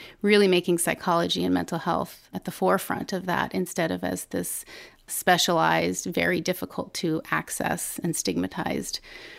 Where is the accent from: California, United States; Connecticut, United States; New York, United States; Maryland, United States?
Maryland, United States; Ellicott City; I grew up in Ellicott City, Maryland.